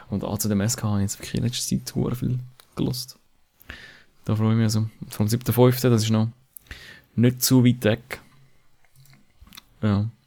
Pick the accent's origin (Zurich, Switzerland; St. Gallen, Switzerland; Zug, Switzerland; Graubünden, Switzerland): Zurich, Switzerland; Zürcher Oberland